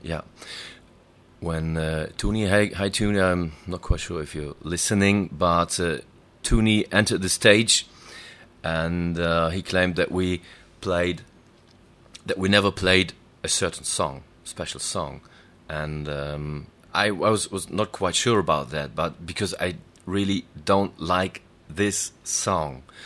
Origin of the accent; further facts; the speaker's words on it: Dortmund, North Rhine-Westphalia, Germany; we lived in the northeastern part of my hometown, which is Dortmund